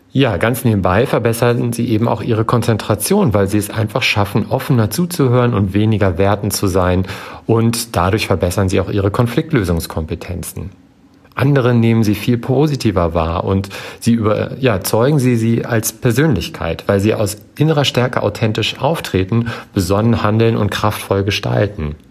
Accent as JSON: {"language": "German", "country": "Germany", "said": "bei uns in Deutschland"}